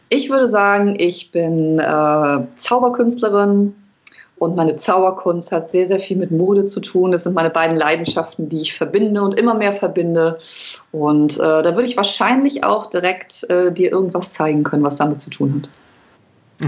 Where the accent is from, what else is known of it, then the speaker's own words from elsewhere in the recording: Hamburg, Germany; ich komme aus Hamburg